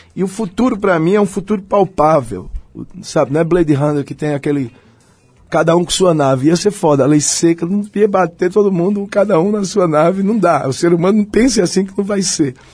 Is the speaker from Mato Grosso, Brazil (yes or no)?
no; Belo Jardim, Pernambuco, Brazil; now in São Paulo, Brazil; eu sou do Agreste, eu sou de Belo Jardim